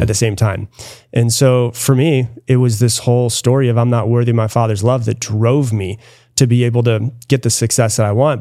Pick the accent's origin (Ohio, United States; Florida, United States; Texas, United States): Florida, United States; now in Austin, United States; I grew up in Florida